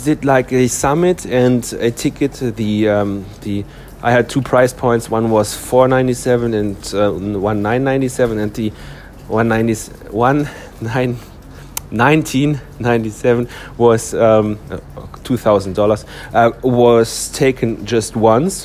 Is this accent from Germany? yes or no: yes; Germany; my home country is Germany